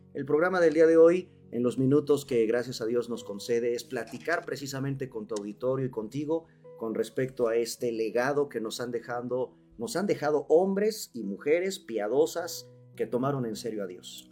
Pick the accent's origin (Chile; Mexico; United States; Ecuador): Mexico; los mexicanos no leemos